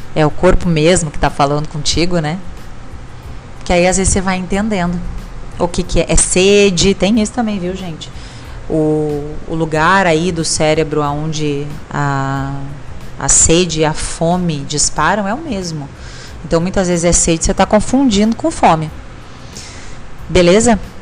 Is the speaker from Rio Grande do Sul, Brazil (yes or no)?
yes; Rio Grande do Sul, Brazil; como a gente fala no Rio Grande do Sul, sou gaúcha